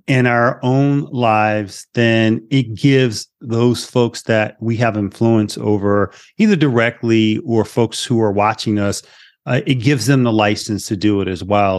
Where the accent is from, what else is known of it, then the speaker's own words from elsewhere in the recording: Philadelphia, Pennsylvania, United States; moved away; also born or lived in Las Vegas; I'm originally from Philly. So I'm an inner city kid